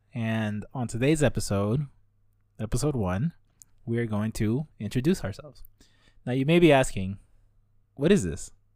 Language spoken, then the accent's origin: English; Los Angeles, California, United States; moved away as an adult; now in Richmond, United States; I was born and raised in Los Angeles up until very recently when I went to school up here in the Bay Area